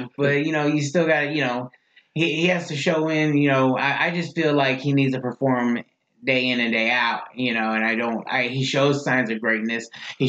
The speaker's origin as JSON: {"language": "English", "region": "Missouri", "country": "United States", "said": "I'm from Missouri, so I'm from the Show Me State."}